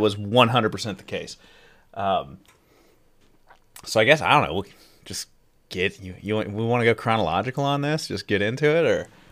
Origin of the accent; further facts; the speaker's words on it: Midwest, United States; As a Midwest kid